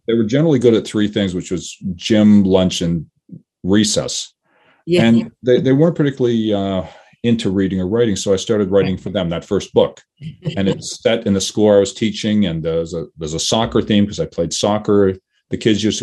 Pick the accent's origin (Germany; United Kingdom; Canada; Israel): Canada; Toronto, Ontario; I grew up in Toronto.